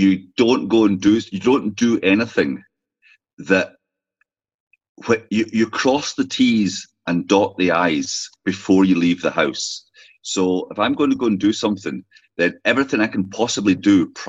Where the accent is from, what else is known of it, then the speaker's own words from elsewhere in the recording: Orkney, Scotland, United Kingdom; now in County Donegal, Ireland; I'm from Scotland, obviously, but from Orkney, far north is where I came from to Ireland